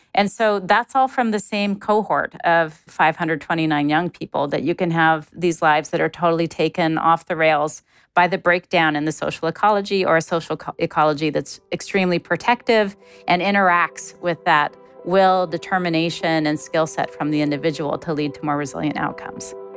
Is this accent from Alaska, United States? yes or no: yes; Alaska, United States; moved away; I'm originally from Alaska, I grew up in a, a low resource part of the United States, in a small village where we didn't have paved roads or plumbing.